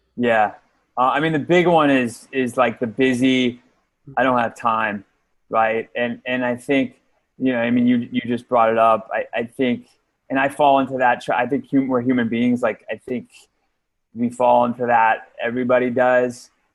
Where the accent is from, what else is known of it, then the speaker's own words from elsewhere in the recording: outside of New York City, United States; moved away; I grew up outside of New York City.